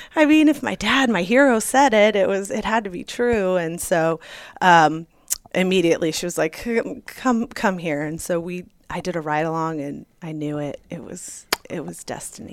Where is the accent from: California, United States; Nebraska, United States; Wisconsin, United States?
California, United States; Santa Monica; now in Arizona, United States; I grew up in Santa Monica, small beach town in California